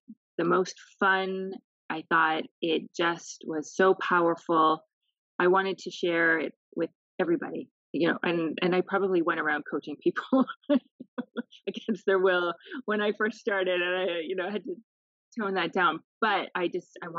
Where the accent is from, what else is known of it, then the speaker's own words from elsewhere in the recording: Canada; moved away as an adult; now in Lebanon; I am Canadian. I am working here in Lebanon as a humanitarian aid